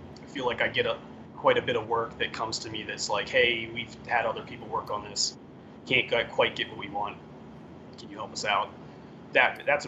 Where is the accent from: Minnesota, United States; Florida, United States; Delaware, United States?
Delaware, United States; moved away as an adult; now in Colorado, United States; I grew up in Delaware, so I was doing land development